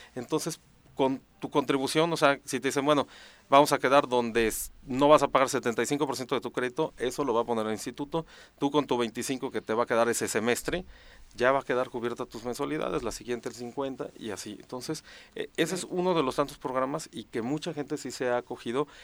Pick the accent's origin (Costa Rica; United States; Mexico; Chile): Mexico; Morelos; also born or lived in Mexico City; yo soy de aquí de Morelos